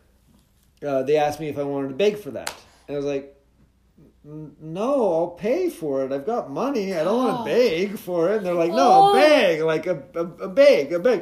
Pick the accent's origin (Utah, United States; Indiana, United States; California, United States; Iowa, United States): Utah, United States; moved away as an adult; also born or lived in Finland; now in North Dakota, United States; Growing up in Utah, the Mormon Church in Utah